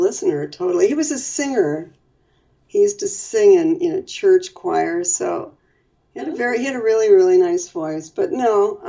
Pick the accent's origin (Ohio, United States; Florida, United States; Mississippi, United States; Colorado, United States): Ohio, United States; Cleveland; now in New York City, United States; I'm from Cleveland